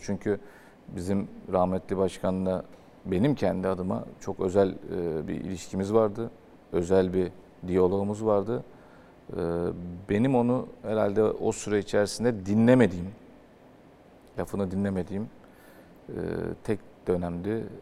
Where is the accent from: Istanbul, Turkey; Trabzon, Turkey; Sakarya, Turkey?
Istanbul, Turkey; Ben Fatihliyim. E, çarşamba'da oturuyordum